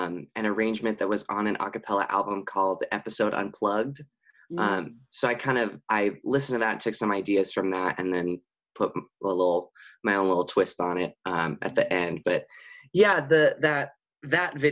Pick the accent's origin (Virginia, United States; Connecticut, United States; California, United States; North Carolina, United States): California, United States; San Dimas; I grew up in San Dimas, California, which is about 30 minutes out of Los Angeles